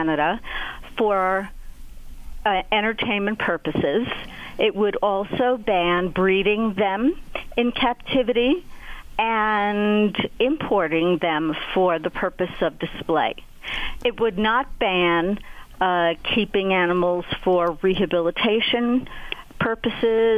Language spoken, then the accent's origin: English; United States; as an American